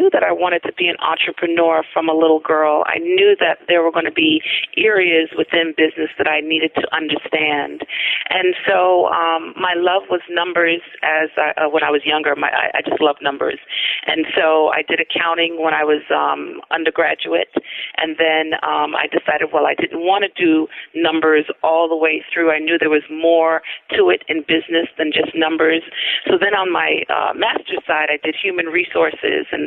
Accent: New York City, New York, United States; also born or lived in Albany, New York; I actually grew up in Brooklyn, New York

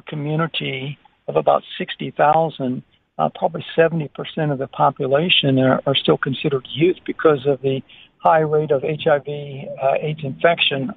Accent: United States; now in Botswana; my home country of America

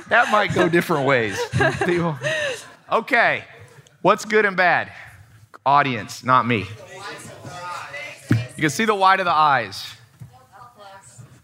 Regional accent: San Diego, California, United States; moved away; also born or lived in Long Beach, California; I went back to San Diego. I was born in Long Beach. And then when my, she left my dad when he was in prison. She went moved to San Diego, and I stood in front of the house that I grew up

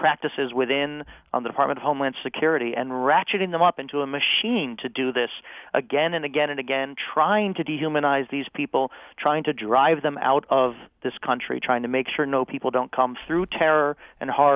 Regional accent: United States; I have a different kind of claim as an American Jew.

